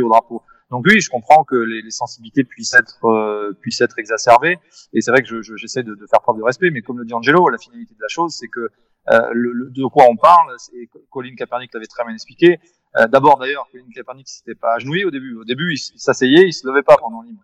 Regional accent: France; je suis d'origine américaine par mon grand-père, mais, mais c'est vrai que je suis français avant tout

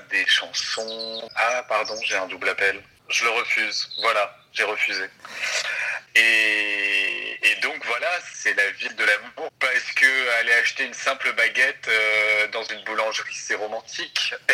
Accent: south of France, France; moi je venais venais du sud de la France et je suis arrivé là et j'ai arpenté ses rues

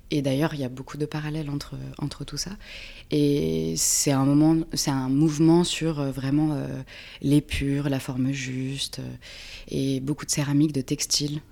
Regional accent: Reims, Grand Est, France; moved away as an adult; also born or lived in Paris / Pyrenees; now in Creuse, France; je viens de Reims, de Champagne-Ardenne

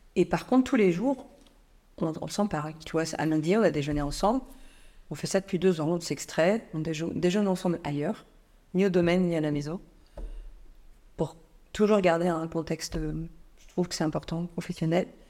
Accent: Nantes, Pays de la Loire, France; j'ai grandi à Nantes, région nantaise, campagne

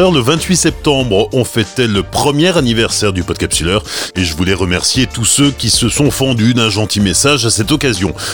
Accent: Alsace, Grand Est, France; also born or lived in Drôme; now in Chabeuil, France; Je suis un Alsacien à l'origine. Je suis arrivé dans la Drôme

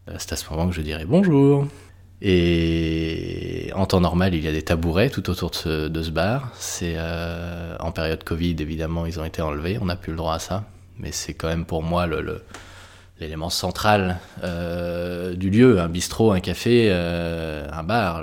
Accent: Brittany, France; je suis né et que j'ai grandi en Bretagne

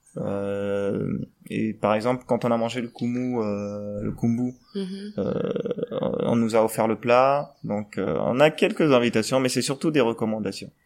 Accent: Gabon; je suis gabonais

